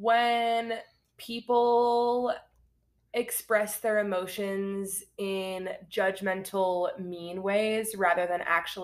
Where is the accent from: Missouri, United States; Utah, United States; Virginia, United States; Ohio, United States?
Utah, United States; Park City; also born or lived in San Francisco, California; I'm from Park City, Utah. Well, not originally. I was born in San